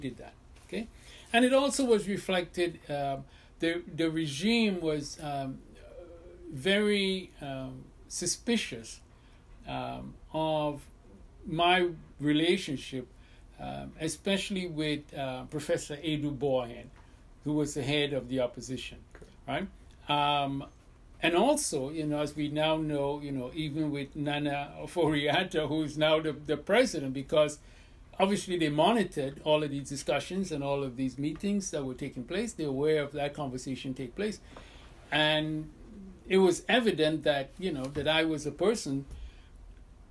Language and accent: English; United States; I'm not Ghanaian and, I'm American